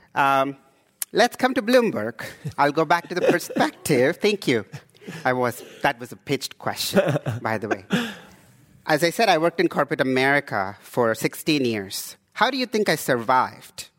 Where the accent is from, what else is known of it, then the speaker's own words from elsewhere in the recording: India; also born or lived in Houston, Texas / Canada / East Oakland, California; now in Oakland, United States; I come from India